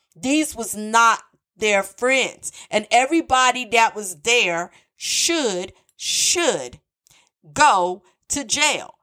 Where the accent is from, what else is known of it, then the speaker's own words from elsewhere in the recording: North Carolina, United States; North Carolina, my home state